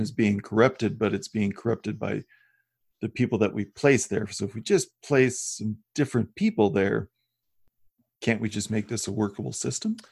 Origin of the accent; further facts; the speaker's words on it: Midwest, United States; I grew up in the Midwest